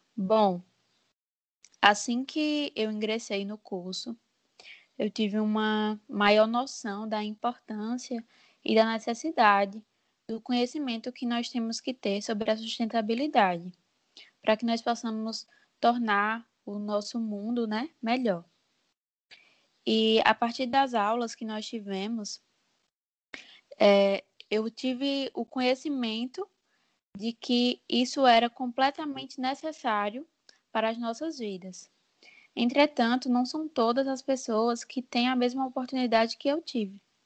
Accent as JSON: {"language": "Portuguese", "town": "Juazeiro", "region": "Bahia", "country": "Brazil", "moved": "as an adult", "lives_now": "João Pessoa, Brazil", "said": "eu sou de Juazeiro, na Bahia"}